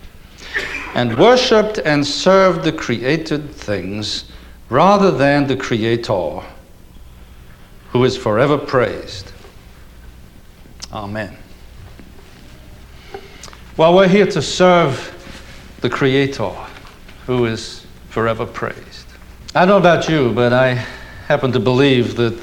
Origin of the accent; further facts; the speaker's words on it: Liverpool, North West England, United Kingdom; moved away as an adult; now in United States; As an Englishman coming to the States when I did in 1964 as a young student